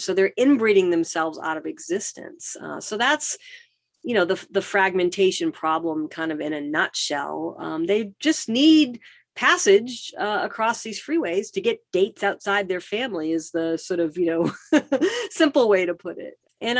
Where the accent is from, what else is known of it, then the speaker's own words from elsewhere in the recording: East Coast, United States; moved away as an adult; also born or lived in Boston / New York / Washington, District of Columbia, United States; now in Los Angeles, United States; I'm from the East Coast, so I grew up driving in Boston and New York and DC.